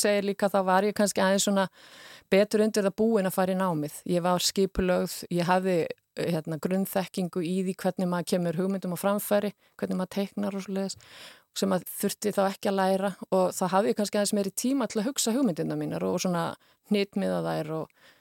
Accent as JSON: {"language": "Icelandic", "town": "Húsavík", "region": "Northeastern Region", "country": "Iceland", "tie": "born or raised there", "said": "ég kem frá Húsavík er, er fætt á Húsavík"}